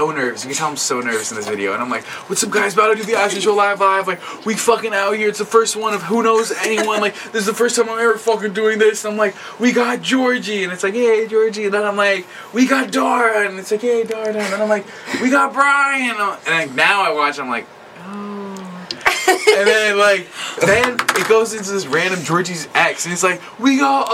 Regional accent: Franklin Township, New Jersey, United States; born or raised there

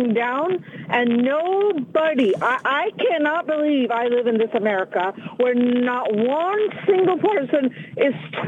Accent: India; now in United States; I am actually Asian. I'm from India

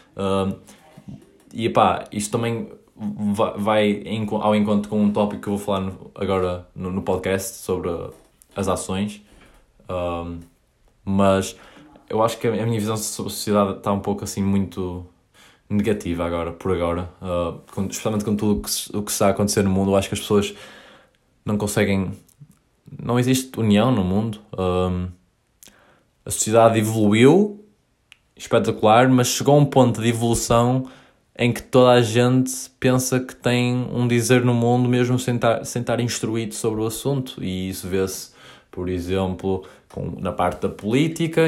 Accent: Paços de Ferreira, Norte, Portugal; moved away as an adult; also born or lived in Coimbra / Maia; now in United States; eu nasci em Coimbra, vivi lá até aos 3 anos e mudei-me para Passos Ferreira

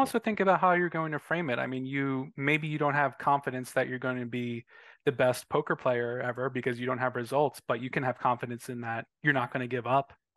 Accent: Philadelphia, Pennsylvania, United States; I'm from Philadelphia

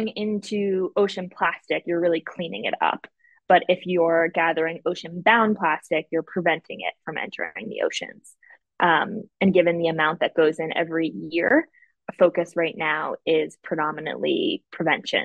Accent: Boston, Massachusetts, United States; I'm from Boston and the weather can be pretty bad there

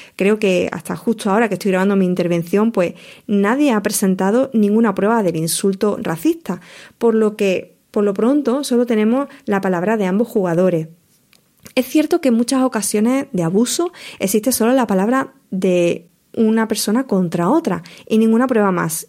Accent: La Palma del Condado, Andalusia, Spain; fui socia del equipo centenario de mi pueblo, La Palma Club de Fútbol

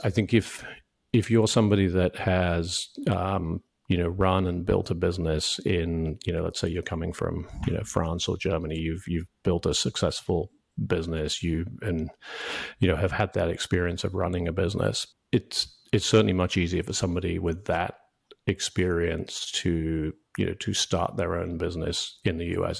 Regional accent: United Kingdom; moved away as an adult; also born or lived in New York; now in United States; I, I grew up in the U K

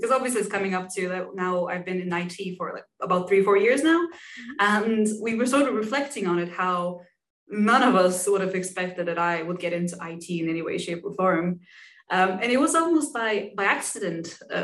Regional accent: Bulgaria; moved away as an adult; also born or lived in Denmark; now in United Kingdom; So I am originally from Bulgaria. I then moved to Denmark to study IT technology, and then I came to the UK, practically for my career

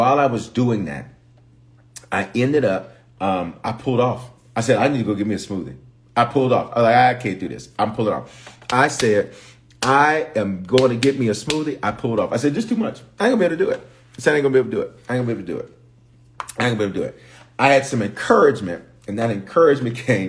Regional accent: Memphis, Tennessee, United States; also born or lived in Denver, Colorado; I was born in Denver, but reared in Memphis

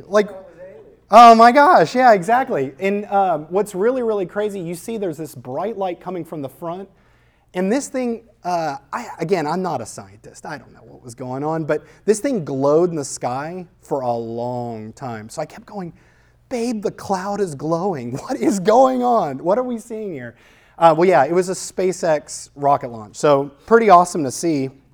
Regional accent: New Orleans, Louisiana, United States; I grew up in New Orleans

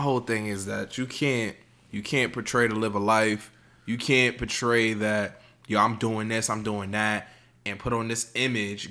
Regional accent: New York, United States; I'm from New York

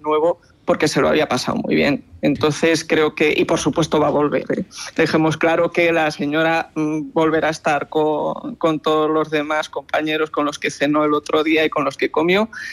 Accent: Valladolid, Castile and León, Spain; en Valladolid, como somos buenos castellanos

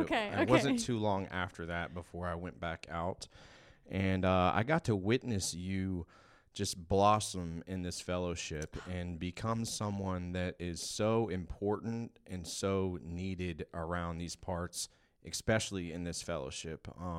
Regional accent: Georgia, United States; born there; also born or lived in California; I was born in Georgia, lived in California for a while, been back and forth from here and there my whole life.

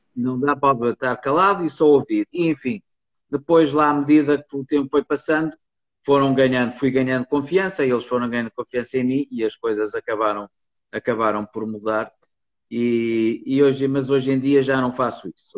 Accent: near Porto, Norte, Portugal; eu nasci e cresci numa, numa quinta aqui perto do Porto

